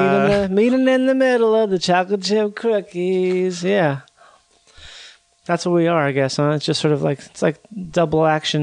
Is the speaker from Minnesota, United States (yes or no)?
yes; Minnesota, United States; moved away as an adult; also born or lived in Florida; No, I'm from Minnesota.